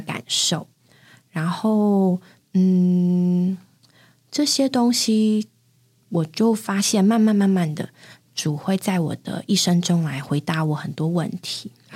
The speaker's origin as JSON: {"language": "Chinese", "town": "Taipei", "country": "Taiwan", "tie": "born or raised there", "said": "那地方应该住了蛮久了吧？ 嗯，可能有十年的台北的家"}